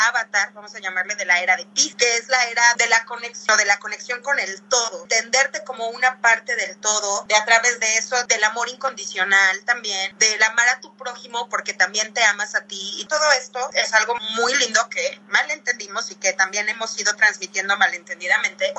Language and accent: Spanish; Puebla, Mexico; yo soy de Puebla